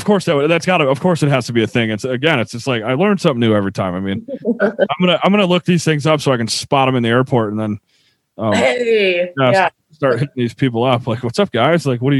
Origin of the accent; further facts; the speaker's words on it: upstate New York, United States; moved away; the greatest grocery store in my hometown.